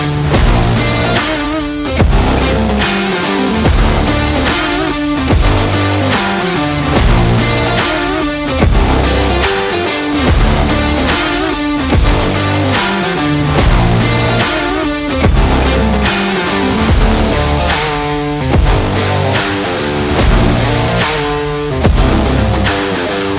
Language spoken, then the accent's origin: English; Utah, United States; I grew up in Utah